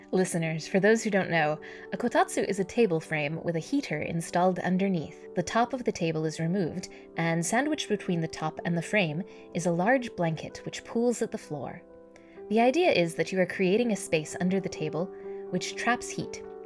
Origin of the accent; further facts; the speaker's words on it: California, United States; also born or lived in Japan; I am speaking as a Californian